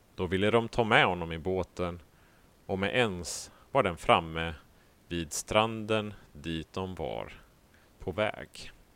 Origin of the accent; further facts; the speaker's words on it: Sweden; som vi svenskar